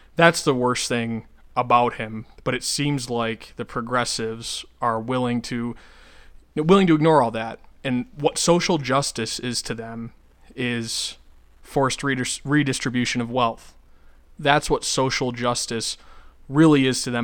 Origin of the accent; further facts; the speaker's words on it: Western New York, United States; now in North Dakota, United States; Western New York, where I'm from